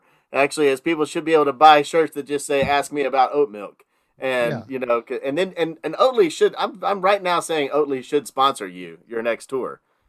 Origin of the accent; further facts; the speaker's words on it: northern Texas, United States; in the northern part of Texas where I grew up